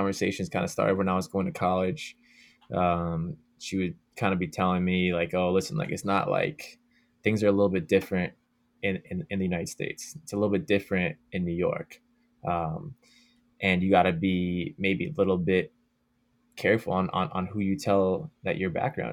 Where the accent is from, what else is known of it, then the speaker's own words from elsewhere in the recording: Canada; being Canadian and playing lacrosse